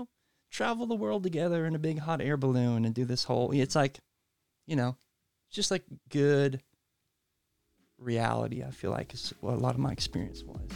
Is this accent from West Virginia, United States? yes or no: no; Franklin, Tennessee, United States; also born or lived in Uganda; I grew up in Franklin. Both grew up, like, here in Middle Tennessee